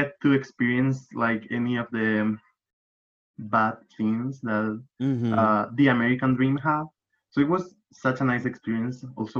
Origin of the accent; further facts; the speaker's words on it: Granada, Andalusia, Spain; accent: Andalusian; English is a second language; I'm from Granada. This is like a real colorful and naturey and, you know, overall a happy looking city, like a small city.